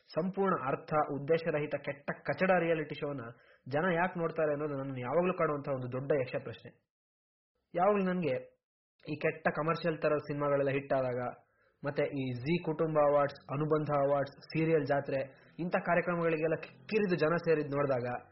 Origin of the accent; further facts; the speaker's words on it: Koppa, Karnataka, India; ನಮ್ಮೂರು ಕೊಪ್ಪದಲ್ಲೇ